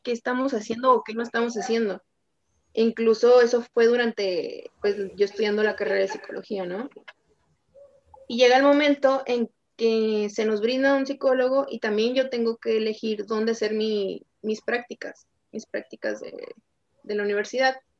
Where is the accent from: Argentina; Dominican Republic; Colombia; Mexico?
Mexico; Tijuana, Baja California; also born or lived in Nuevo León; yo soy de Tijuana, soy de Tijuana, Baja California